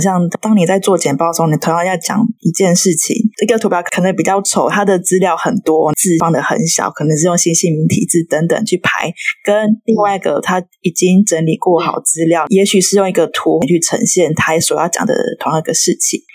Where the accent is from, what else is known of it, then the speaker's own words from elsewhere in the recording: Chiayi, Chiayi City, Taiwan; 我也是嘉义人